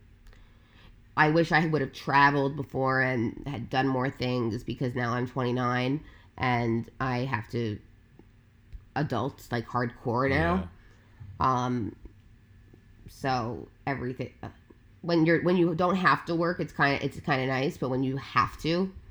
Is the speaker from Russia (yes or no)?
no; Long Island, New York, United States; I am born and raised on Long Island, on Long Island, which is like where the Hamptons